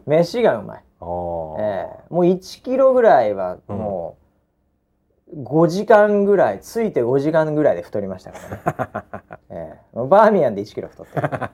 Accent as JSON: {"language": "Japanese", "region": "Chiba", "country": "Japan", "tie": "born or raised there", "also_born_or_lived": "New York, United States", "said": "まあ、僕千葉ですけど"}